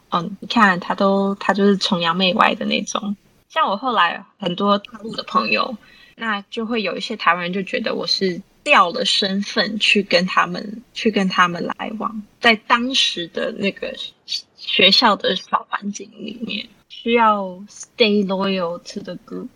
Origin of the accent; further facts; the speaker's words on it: Richmond, British Columbia, Canada; 我是在那里长大的